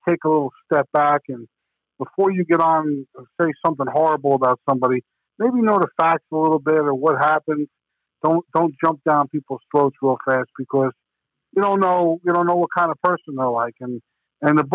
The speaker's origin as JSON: {"language": "English", "region": "New Jersey", "country": "United States", "tie": "born or raised there", "moved": "as an adult", "lives_now": "Arizona, United States", "said": "growing up in New Jersey stories, how we used to snuck into this all-nude fried chicken restaurant in Manville, New Jersey, called Frank's Chicken House when I was in high school"}